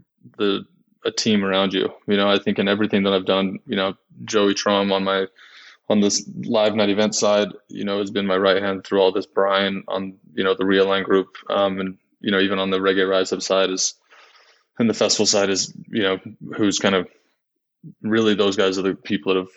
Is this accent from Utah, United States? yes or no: yes; Utah, United States; I'm from Utah. We deal with snow